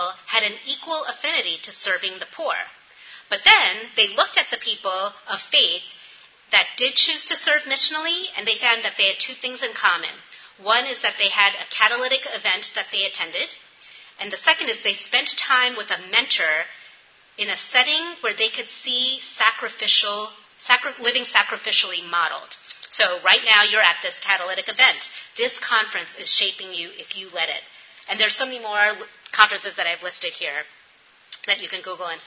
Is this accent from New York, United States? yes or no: yes; New York, United States; now in Appalachia, United States; I'm from New York